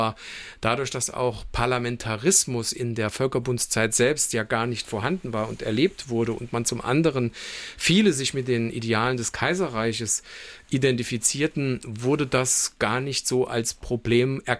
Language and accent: German; Saarland, Germany; Also heute sind wir sozusagen als Saarländer, was unsere DNA betrifft, geprägt durch deutsch-französische Freundschaft